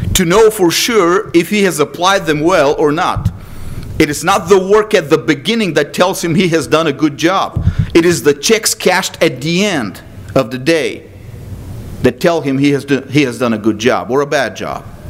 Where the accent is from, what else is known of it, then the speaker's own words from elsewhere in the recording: Texas, United States; as a Texan